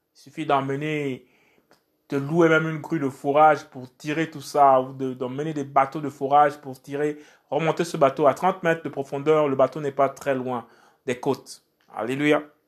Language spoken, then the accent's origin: French; Port-Gentil, Ogooué-Maritime, Gabon; je suis originaire du Gabon et en particulier de Port-Gentil. Et donc, toutes ces personnes qui allaient sur euh, ma ville natale